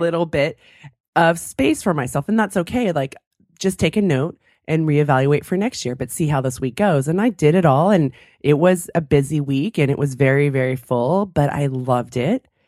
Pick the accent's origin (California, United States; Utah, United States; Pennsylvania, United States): California, United States; moved away; I grew up in California, I'm used to sunshine